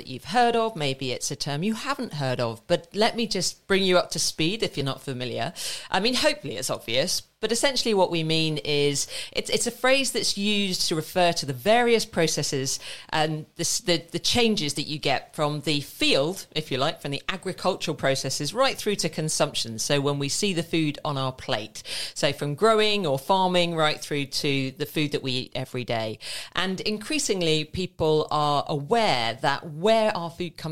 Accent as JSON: {"language": "English", "town": "St Albans", "region": "East of England", "country": "United Kingdom", "tie": "born or raised there", "said": "I grew up in St. Albans"}